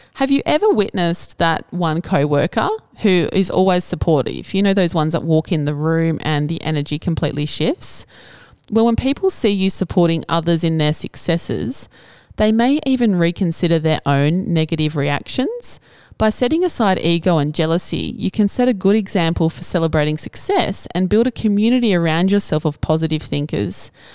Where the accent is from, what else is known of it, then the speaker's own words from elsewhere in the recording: Cobar, New South Wales, Australia; also born or lived in Albury; I never intended to return to my hometown after university